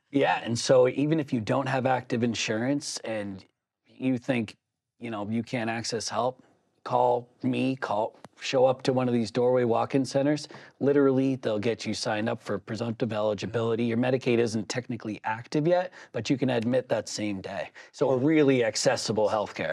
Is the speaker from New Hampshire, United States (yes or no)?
yes; Southern New Hampshire, United States; growing up in Southern New Hampshire